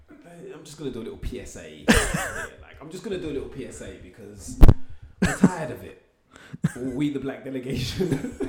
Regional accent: United Kingdom; I'm British.

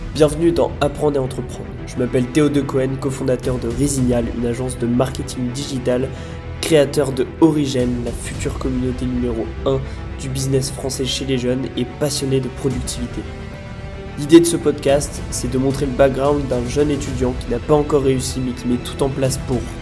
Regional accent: Lille, Hauts-de-France, France; moved away as an adult; now in Nice, France; je suis parti de ma maison à Lille avec mes parents pour vivre tout seul à Nice

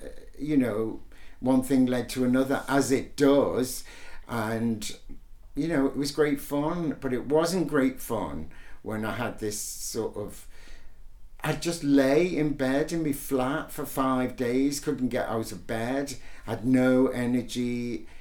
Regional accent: Liverpool, North West England, United Kingdom; we were born a day apart in Liverpool

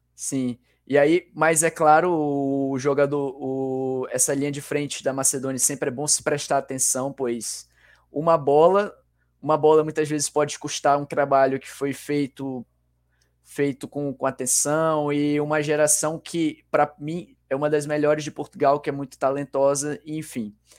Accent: Manaus, Amazonas, Brazil; estou mais especificamente na minha terra natal, Manaus, Amazonas

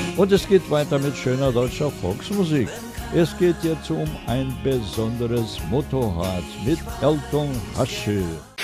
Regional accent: southern Brazil, Brazil; Falar bem o português é nossa primeira obrigação como brasileiros

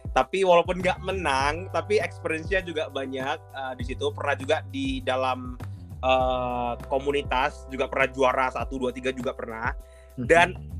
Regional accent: Pekanbaru, Riau, Indonesia; moved away as an adult; now in Jakarta, Indonesia; aku kan sebenarnya domisilinya bukan di Jakarta kan. Di okay. Pekanbaru, uh, hmm. aku orang Sumatera, di Riau tepatnya

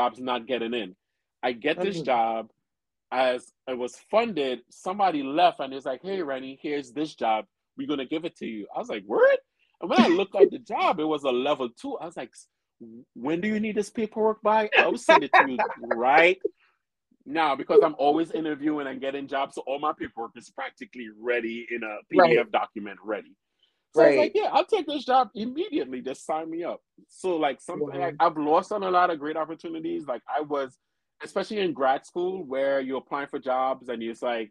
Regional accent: Trinidad & Tobago; now in Brooklyn, United States; I'm from Trinidad

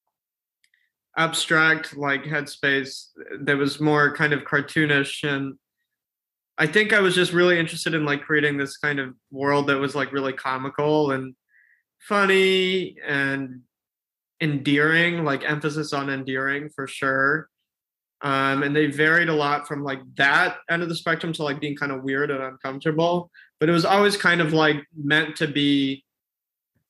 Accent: Texas, United States; also born or lived in San Antonio, Texas; now in Chicago, United States; I grew up in Texas for a while

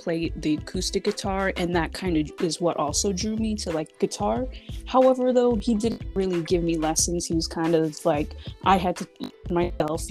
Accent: Fontana, California, United States; also born or lived in Redlands, California / Colton, California; I was born in Redlands, California. I grew up a little bit in Colton before moving to Fontana and kind of just staying there for the rest of my

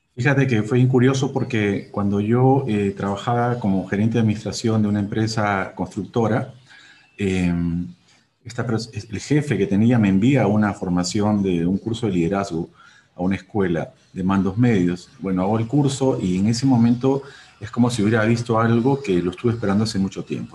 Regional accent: Peru; mi país

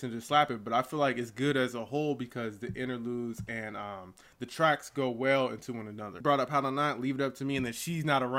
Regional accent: Pittsburgh, Pennsylvania, United States; Pittsburgh, so that was dope.

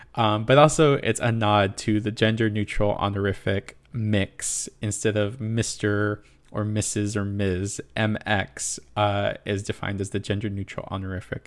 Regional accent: Inland Empire, Southern California, United States; moved away as an adult; also born or lived in East Coast; I grew up, born and raised in the Inland Empire of Southern California

